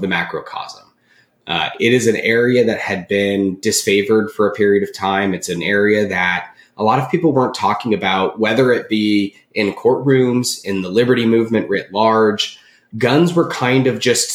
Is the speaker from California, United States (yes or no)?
yes; Southern California, United States; I'm originally from Southern California